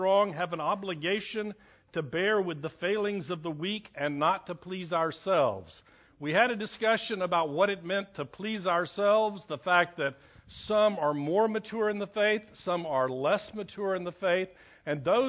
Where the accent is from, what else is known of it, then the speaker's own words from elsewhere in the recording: United States; we, as American Christians